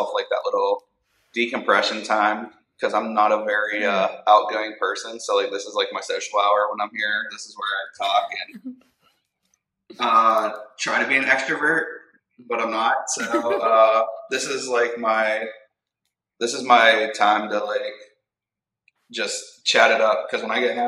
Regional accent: Pittsburgh, Pennsylvania, United States; the Pittsburgh show, which is my hometown

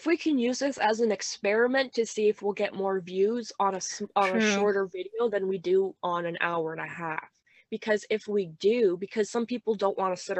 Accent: Ontario, Canada; born or raised there

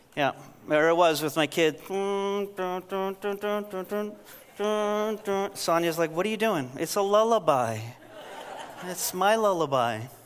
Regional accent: New York, United States; I'm from New York

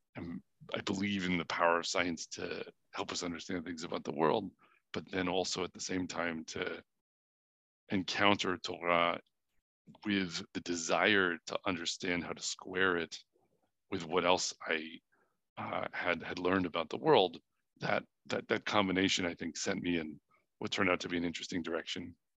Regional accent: New Hampshire, United States; also born or lived in Boston; I was born in Boston. I grew up mostly in New Hampshire.

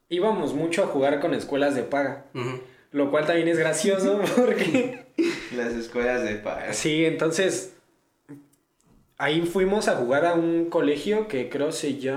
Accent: Ecatepec, State of Mexico, Mexico; also born or lived in Pachuca; Yo crecí toda mi vida en Ecatepec, no sé ustedes. Pues es que yo nací en Ecatepec y mis papás compraron una casa en Pachuca. Entonces, pues ya vivimos allá, viví ahí hasta los ocho años. De los ocho años regresamos aquí a Ecatepec

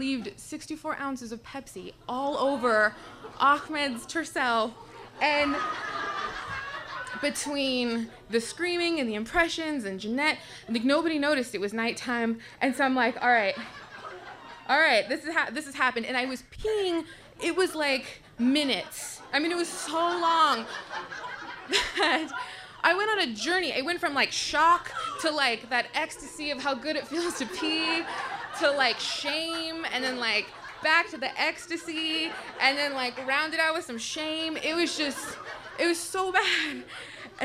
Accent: Tucson, Arizona, United States; I was born and raised in Tucson, Arizona

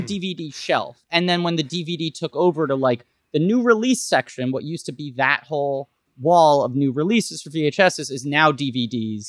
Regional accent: New York City, New York, United States; I grew up in New York City

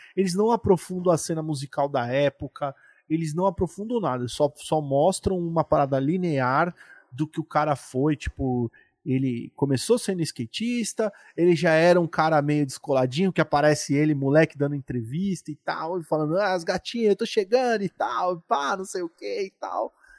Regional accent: São Paulo, Brazil; como nós somos aqui de São Paulo

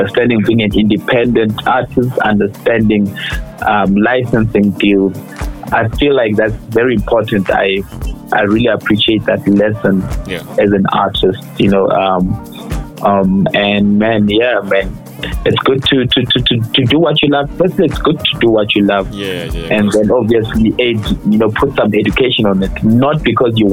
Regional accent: Limpopo, South Africa; I'm Tsonga, by the way, I'm from Limpopo.

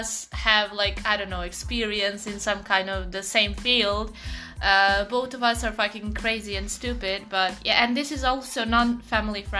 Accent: Portugal; English is a second language; moved away as an adult; now in Poland; I'm from Portugal

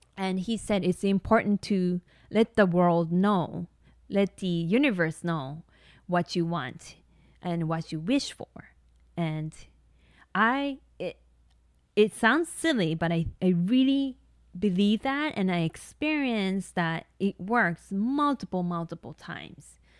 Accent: Tokyo, Japan; English is a second language; moved away as an adult; also born or lived in Hawaii; I grew up in Tokyo, so my family didn't have a car

